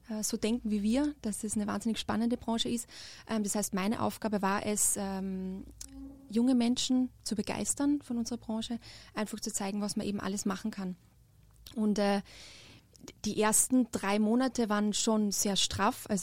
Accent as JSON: {"language": "German", "country": "Austria", "said": "Ähm, also wie ihr hören könnt, ich bin äh, nicht aus Deutschland, ich komme aus Österreich und habe äh, dort eine berufsbildende Schule gemacht, äh, mit Schwerpunkt Tourismus auch."}